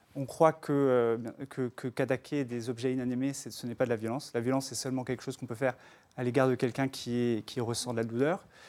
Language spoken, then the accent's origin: French; New York, United States; now in France; j'ai grandi à New York et, j'ai fait mes stages sur Wall Street